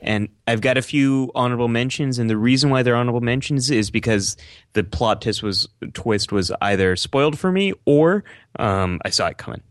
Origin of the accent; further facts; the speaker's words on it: San Francisco Bay Area, California, United States; I grew up in the San Francisco Bay